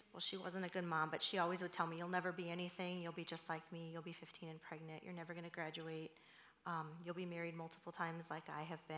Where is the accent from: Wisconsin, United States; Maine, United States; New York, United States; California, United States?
California, United States; also born or lived in Los Angeles; I grew up in California